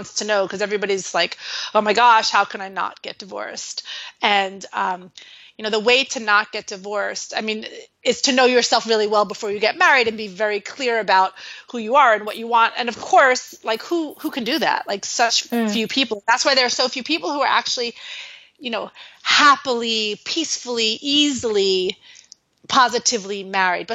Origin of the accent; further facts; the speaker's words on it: New York City, New York, United States; I'm originally from New York City.